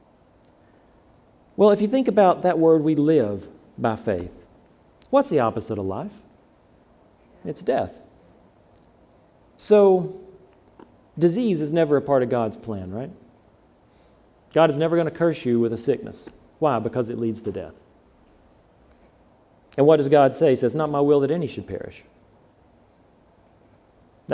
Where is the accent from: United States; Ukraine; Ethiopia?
United States; the South; I'm from the South